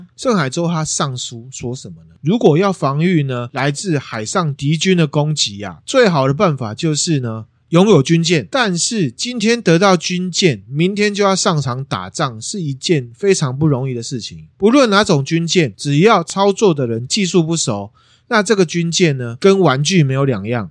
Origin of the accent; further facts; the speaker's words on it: Taiwan; 但我们台湾人针对类似这样战争的事情